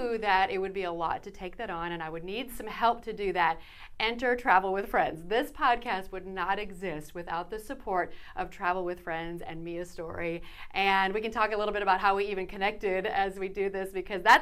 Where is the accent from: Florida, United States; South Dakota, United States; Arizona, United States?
South Dakota, United States; moved away as an adult; also born or lived in Minnesota; now in Arkansas, United States; I'm not originally from here. I was originally from South Dakota, lived in Minnesota, said we'd live in Arkansas 2 years, and now it's been 20